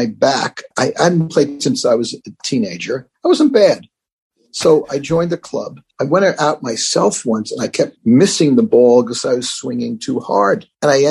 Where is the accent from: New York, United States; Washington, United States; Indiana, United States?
New York, United States; New York City; I grew up in the Bronx